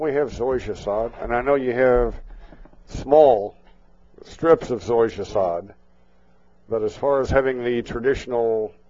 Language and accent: English; Liberty, Missouri, United States; now in Topeka, United States; my hometown of Liberty, Missouri